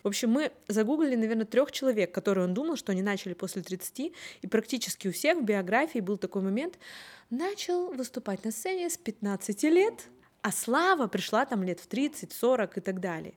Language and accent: Russian; Umba, Murmansk Oblast, Russia; also born or lived in Saint Petersburg / Severomorsk / Severodvinsk; я родилась в Умбе, потом я поехала учиться в Питер